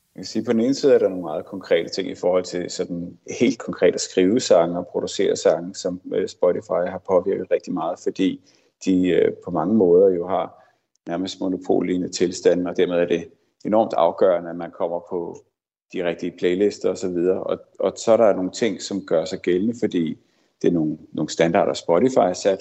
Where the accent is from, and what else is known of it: Denmark